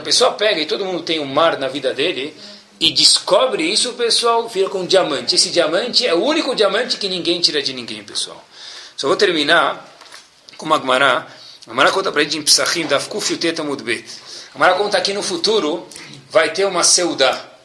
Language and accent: Portuguese; Brazil; moved away; saí do Brasil